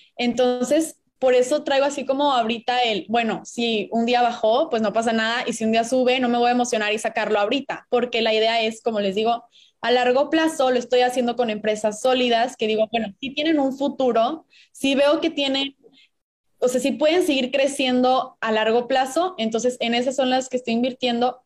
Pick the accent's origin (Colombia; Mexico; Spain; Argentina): Mexico; Puebla; moved away as an adult; now in Monterrey, Mexico; yo soy de Puebla, llevo aquí en Monterrey seis años